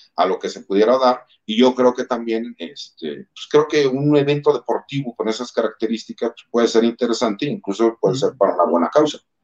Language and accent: Spanish; Mexico; como mexicanos, más del ambiente en donde yo vengo